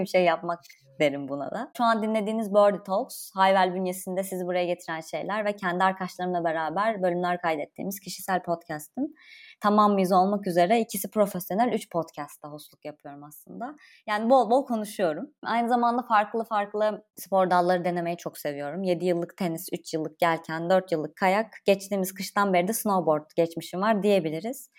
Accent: Konya, Turkey

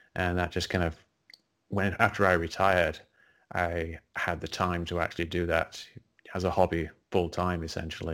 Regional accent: England, United Kingdom; moved away; I grew up in England, uh, as you can probably tell by the accent

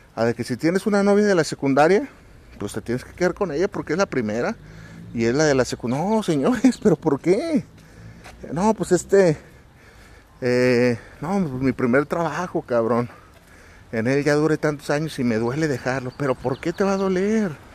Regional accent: Mexico; mes patrio acá en mi país

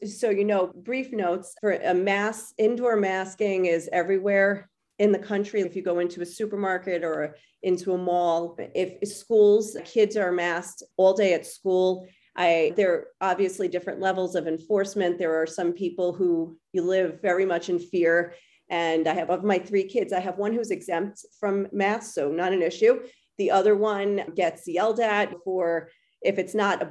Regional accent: United States; now in Israel; as an American who moved to Israel

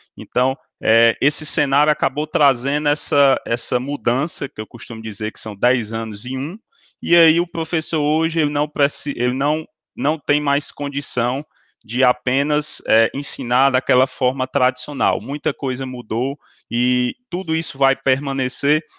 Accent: Ceará, Brazil; somos da mesma região, do Ceará

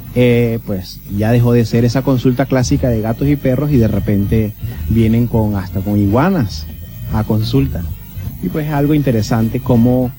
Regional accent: Venezuela; moved away as an adult; also born or lived in Barquisimeto, Lara, Venezuela; now in Curaçao; nacido en Venezuela y estudiado en Venezuela. Es decir, soy venezolano

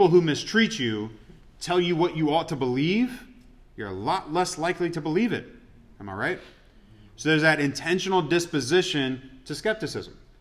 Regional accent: Atlanta, Georgia, United States; moved away; I grew up in Atlanta, so it's like all my Atlanta teams, I'm used to disappointment

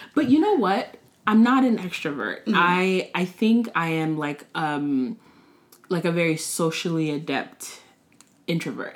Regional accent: Montgomery County, Maryland, United States; also born or lived in Washington, District of Columbia, United States; now in Prince George's County, United States; I'm from Montgomery County, uh, Maryland. Uh, grew up in the area, lived in DC for a little bit. Now I live in PG

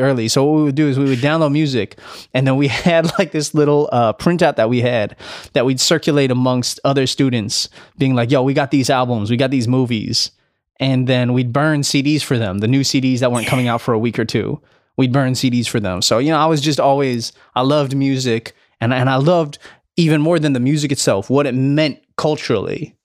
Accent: Delaware, United States; moved away as an adult; also born or lived in Highland Park, Illinois / Los Angeles, California; Grew up in Delaware, though. I spent my most formative years from, from, like, six to eighteen

